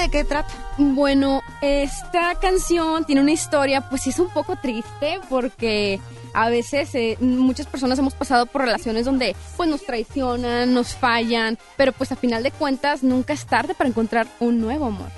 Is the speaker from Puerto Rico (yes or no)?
no; Ciudad Mante, Tamaulipas, Mexico; Soy de Ciudad Mante, Tamaulipas